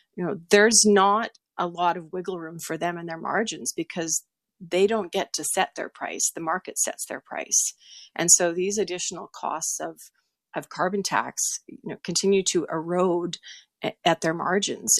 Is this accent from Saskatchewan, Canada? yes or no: yes; Saskatchewan, Canada; moved away; also born or lived in Sturgeon County, Alberta; I'm from Saskatchewan originally, so I've got family back there